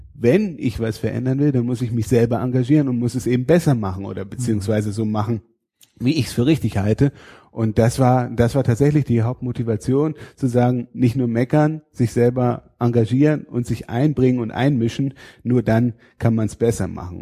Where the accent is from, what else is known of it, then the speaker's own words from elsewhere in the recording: Fehmarn, Schleswig-Holstein, Germany; moved away; also born or lived in Rhineland-Palatinate; Ich komme aus Schleswig-Holstein, aus äh, von der Insel Fehmarn